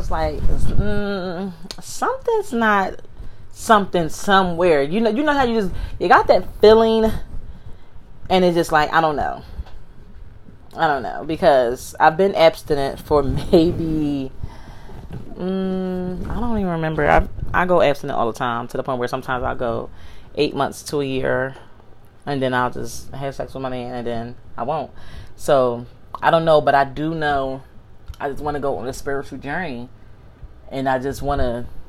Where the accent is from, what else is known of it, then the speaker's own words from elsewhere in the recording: Philadelphia, Pennsylvania, United States; I'm from Philly